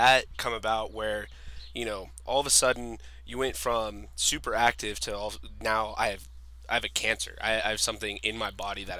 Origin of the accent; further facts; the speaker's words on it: Farmington, United States; growing up in Farmington